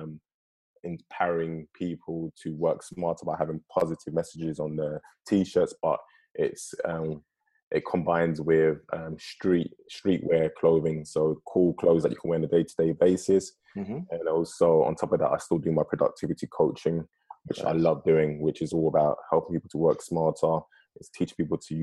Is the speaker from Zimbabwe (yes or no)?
no; London, United Kingdom; moved away as an adult; also born or lived in Ghana (parents); now in Los Angeles, United States; as you can tell from my accent, I'm from London, but my parents are from Ghana. I've lived in London all my life, but I've been in LA for the last 2.5 years.